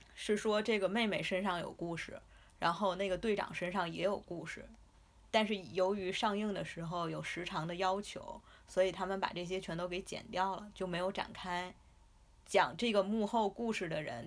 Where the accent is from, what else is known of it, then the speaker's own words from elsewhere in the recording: China; 我们中国人